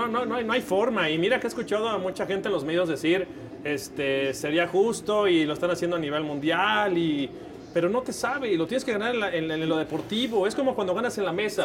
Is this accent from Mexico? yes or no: yes; Mexico; como mexicano